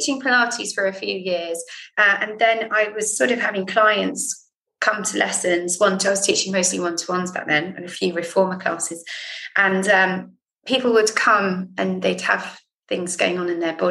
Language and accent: English; Jersey; moved away; I'm from Jersey